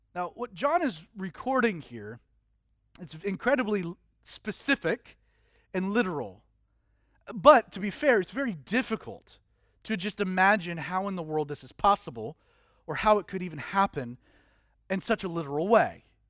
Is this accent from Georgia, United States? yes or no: yes; Georgia, United States; being born and raised in Georgia is that you're forced into Atlanta Hawks and Falcons